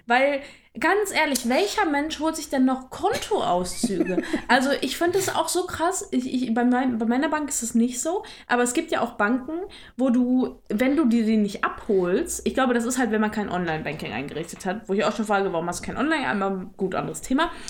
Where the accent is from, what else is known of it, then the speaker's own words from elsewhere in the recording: near Dortmund, North Rhine-Westphalia, Germany; ich komme aus der Nähe von Dortmund